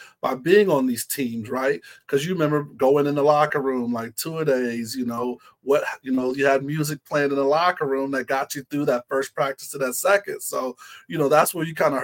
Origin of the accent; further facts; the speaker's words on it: Ohio, United States; also born or lived in Florida; growing up in Ohio, well, born in Florida, but grew up in Ohio